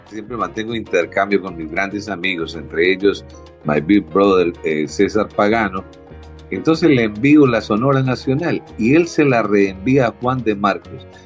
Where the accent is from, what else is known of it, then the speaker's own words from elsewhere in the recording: Havana, Cuba; born there; Y yo nací en Pueblo Nuevo, en Pueblo Nuevo, perdón, del otro lado de la calle de Zanja, a unos 300 metros del lugar.